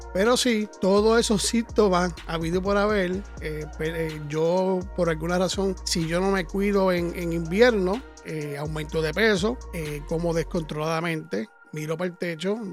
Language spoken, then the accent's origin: Spanish; Puerto Rico; moved away; nosotros que somos de Puerto Rico